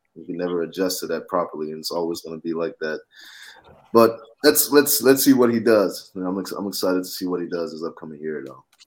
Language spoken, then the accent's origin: English; Atlanta, Georgia, United States; I'm from Atlanta